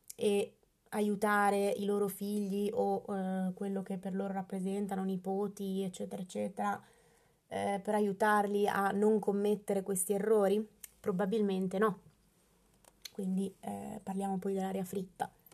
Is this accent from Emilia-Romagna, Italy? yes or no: yes; Bologna, Emilia-Romagna, Italy; io sono di Bologna